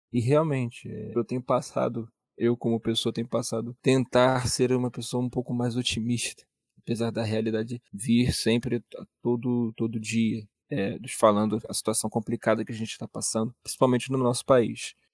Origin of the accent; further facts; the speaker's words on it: Brazil; eu acho que somos nós brasileiros que devemos pedir